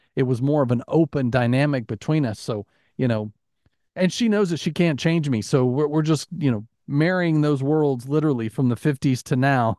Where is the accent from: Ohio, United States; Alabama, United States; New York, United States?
Alabama, United States; growing up in Alabama